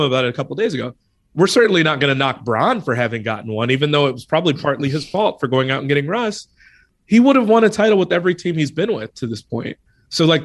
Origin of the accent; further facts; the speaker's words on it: Chicago, Illinois, United States; I'm from Chicago. Granted, I grew up toward the tail end of like the Bulls